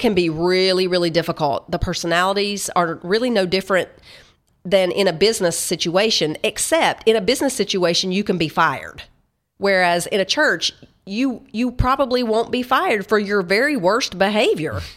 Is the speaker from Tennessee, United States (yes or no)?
yes; Tennessee, United States; I'm from Tennessee